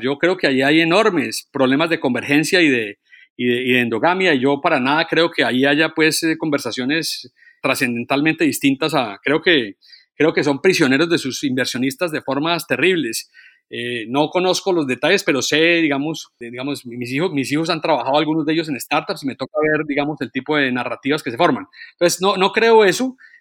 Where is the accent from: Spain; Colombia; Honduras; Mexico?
Colombia; yo como colombiano